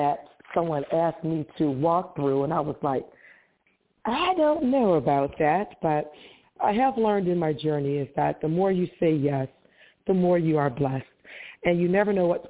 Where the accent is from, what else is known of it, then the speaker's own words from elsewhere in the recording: Detroit, Michigan, United States; I'm from Detroit, Michigan.